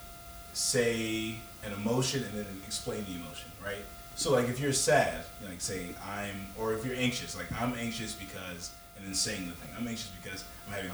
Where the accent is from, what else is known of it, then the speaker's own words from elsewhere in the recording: the South, United States; growing up in the South as a black man